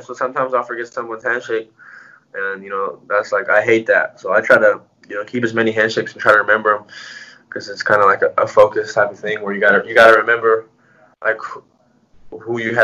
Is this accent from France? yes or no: no; United States; I'm Mexican American, born in the U.S. Both families are from Mexico.